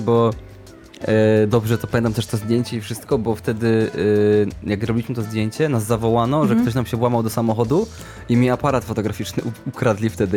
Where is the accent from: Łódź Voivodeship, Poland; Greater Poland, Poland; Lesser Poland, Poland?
Greater Poland, Poland; Sieraków; ja byłem, jestem z Sierakowa